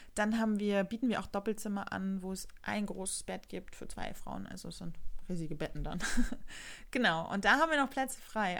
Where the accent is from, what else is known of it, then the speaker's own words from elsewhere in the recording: Rostock, Mecklenburg-Vorpommern, Germany; hier in der Nähe von Rostock, meiner Heimatstadt